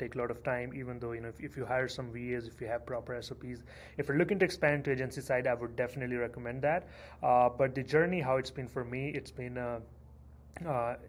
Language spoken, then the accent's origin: English; India; moved away as an adult; now in Canada; I moved to Canada in 2010. I'm originally from India